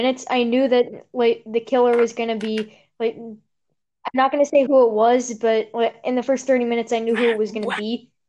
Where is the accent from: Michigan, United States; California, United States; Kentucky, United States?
Kentucky, United States; I'm gonna get my Kentucky Fried Chicken because I'm from Kentucky.